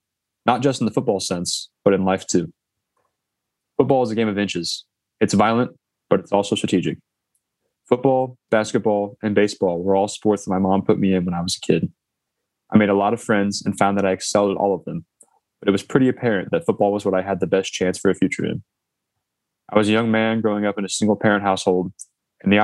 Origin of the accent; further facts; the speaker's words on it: Fort Wayne, Indiana, United States; now in Cincinnati, United States; as well as creating some JB3 summits in my hometown of Fort Wayne.